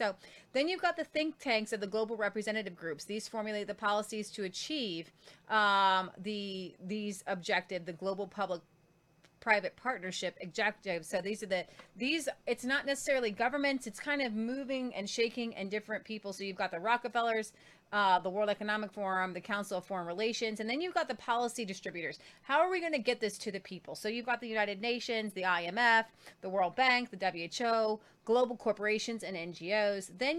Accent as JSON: {"language": "English", "country": "Croatia", "said": "I would most likely stay in my home country of Croatia."}